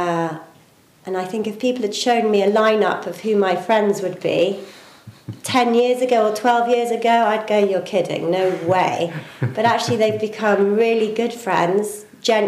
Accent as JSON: {"language": "English", "region": "England", "country": "United Kingdom", "also_born_or_lived": "London", "moved": "as an adult", "lives_now": "Ireland", "said": "I'm English, and before I lived here, I lived in London for 11 years"}